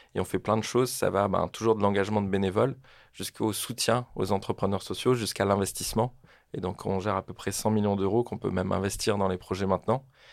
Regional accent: French Polynesia; moved away as an adult; also born or lived in Marseille; je viens de Tahiti, en Polynésie française. C'est une toute petite île en plein milieu du Pacifique.

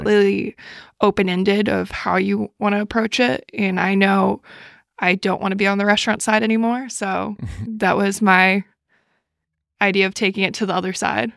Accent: New York City, New York, United States; moved away as an adult; also born or lived in Buffalo, New York; I grew up in New York City, and I lived in Buffalo for New six years

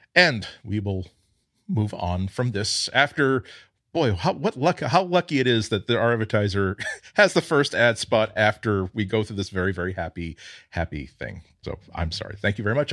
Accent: United States; I'm proud to be an American.

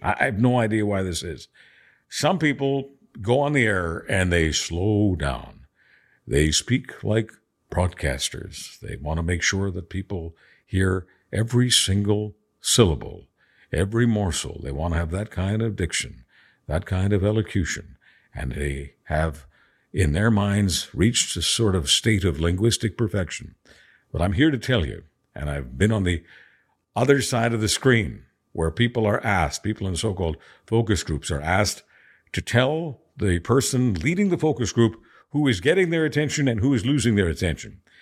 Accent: Montreal, Quebec, Canada; also born or lived in Budapest, Hungary; my hometown of Montreal

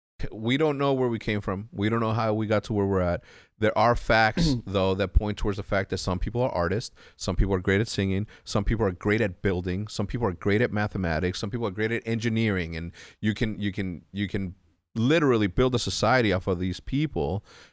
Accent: El Paso, Texas, United States; born there; I was born in El Paso, Texas. When? 1980. Graduated high school in 1997.

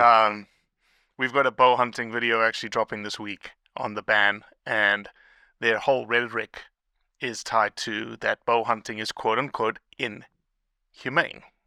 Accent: South Africa; as a kid growing up in South Africa

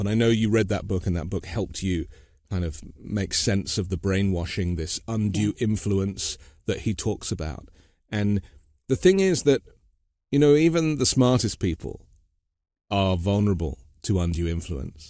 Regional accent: United Kingdom; now in United States; a British guy living in the U.S.

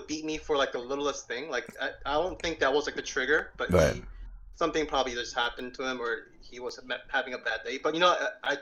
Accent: South Korea; moved away; when I was growing up in Korea

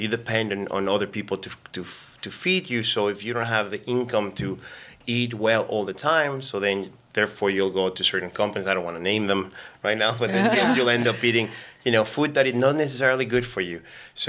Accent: Mexico; now in Canada; So I'm an immigrant. I came from Mexico about 17, 18 years ago.

